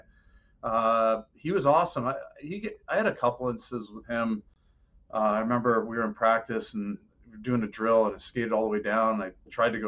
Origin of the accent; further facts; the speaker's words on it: Oshawa, Ontario, Canada; now in Sunrise, United States; growing up in Oshawa with the Leafs